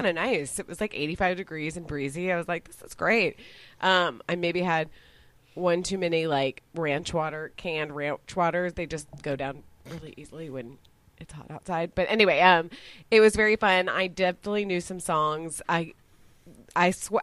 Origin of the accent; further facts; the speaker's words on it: Dallas, Texas, United States; now in Austin, United States; I was exotic being from Texas